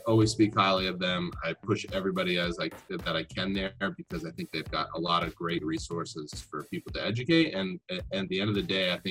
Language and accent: English; New Jersey, United States; I come from Jersey. I grew up in New Jersey